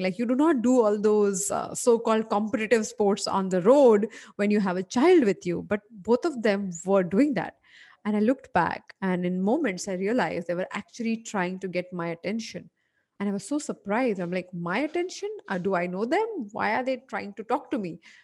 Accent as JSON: {"language": "English", "town": "Mumbai", "region": "Maharashtra", "country": "India", "tie": "born or raised there", "said": "a person who was born and brought up in Bombay"}